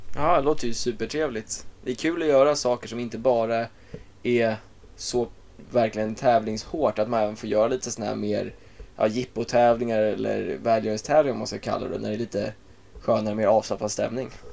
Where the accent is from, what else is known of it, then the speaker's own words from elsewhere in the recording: Åkersberga, Stockholm County, Sweden; Jag är 23 år från Åkersberga